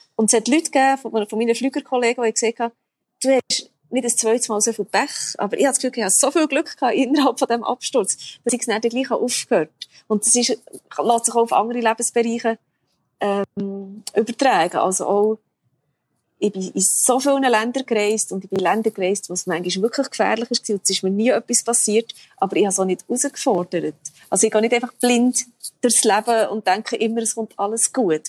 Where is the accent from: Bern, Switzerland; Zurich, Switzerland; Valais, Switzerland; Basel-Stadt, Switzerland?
Bern, Switzerland; moved away; also born or lived in Zanzibar; in Bern, wo ich herkomme